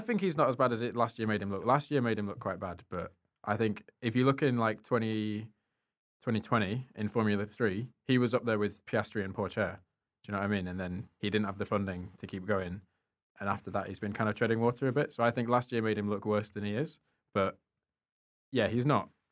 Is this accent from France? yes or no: no; United Kingdom; as a European, as a British person